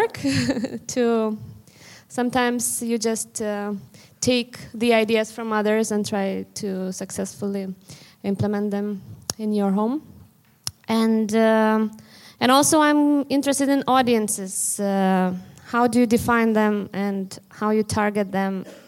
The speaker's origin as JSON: {"language": "English", "town": "Vilnius", "region": "Vilnius County", "country": "Lithuania", "said": "I come from Lithuania, Vilnius"}